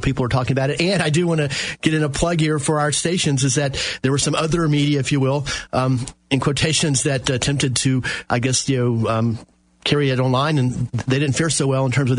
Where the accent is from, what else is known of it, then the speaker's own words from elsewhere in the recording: Apopka, Florida, United States; I grew up with David in Apopka